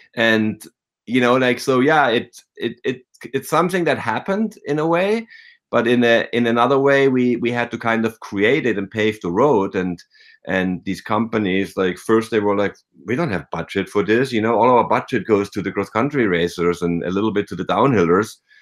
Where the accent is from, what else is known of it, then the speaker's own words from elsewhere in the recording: near Freiburg in the Black Forest, Baden-Württemberg, Germany; moved away as an adult; now in United States; I grew up in the, near Freiburg in the Black Forest